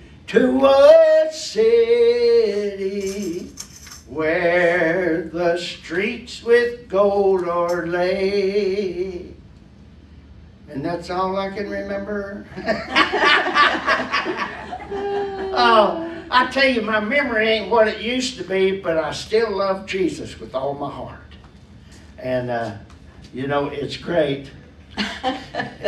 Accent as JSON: {"language": "English", "region": "West Virginia", "country": "United States", "tie": "born or raised there", "said": "when I was growing up in West Virginia"}